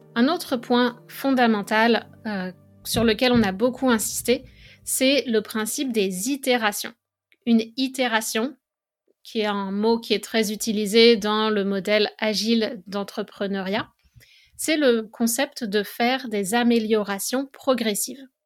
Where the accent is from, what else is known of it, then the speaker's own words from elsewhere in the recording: France; moved away as an adult; now in Montreal, Canada; je suis française. Depuis 2009, je vis au Canada